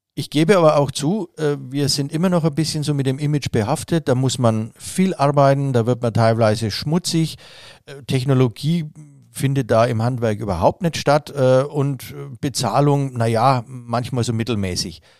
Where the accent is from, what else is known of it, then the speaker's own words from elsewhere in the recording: Nuremberg, Bavaria, Germany; wir Franken